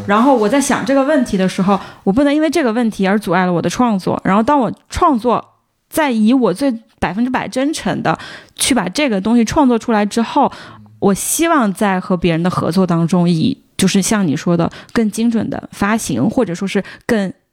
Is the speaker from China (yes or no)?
yes; China; 我们作为中国人